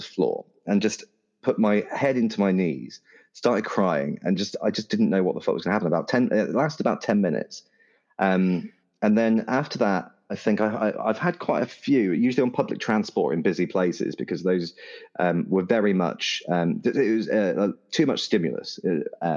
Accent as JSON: {"language": "English", "country": "United Kingdom", "said": "I'm terribly British"}